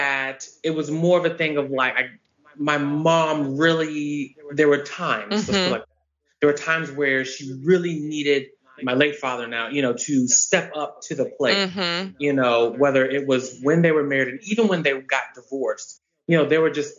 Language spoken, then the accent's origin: English; Roanoke, Virginia, United States; moved away as an adult; now in Eastern North Carolina, United States; My hometown of Roanoke, Virginia. So a VA boy here in North Carolina.